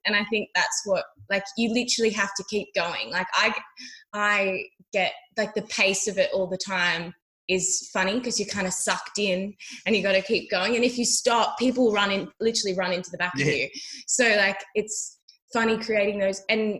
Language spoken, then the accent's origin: English; Australia; making people feel comfortable in the bush is such an important thing as an Australian, I think, to do, or just being in nature.